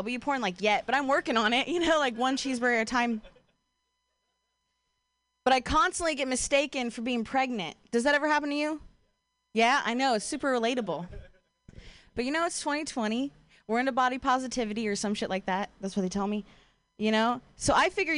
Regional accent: Ohio, United States; moved away as an adult; now in Bay Area, United States; I'm from Ohio

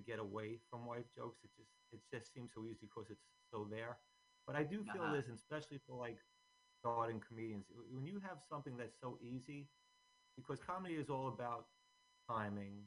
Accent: Bayonne, New Jersey, United States; also born or lived in Staten Island, New York; I grew up in Bayonne

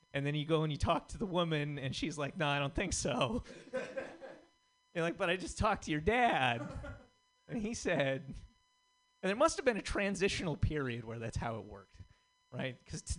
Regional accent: Montana, United States; I am from Montana. and those states are adjacent, but they are different. They filmed the movie A River Runs Through It like 10 minutes from where I grew up, right?

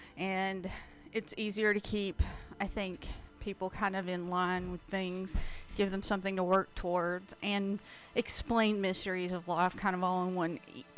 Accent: the South, United States; I was raised in the South

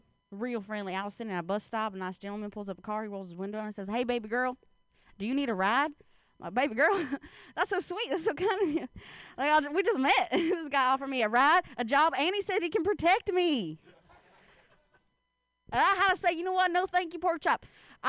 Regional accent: Ohio, United States; Like, I'm an Appalachian American. I'm from the state of Ohio.

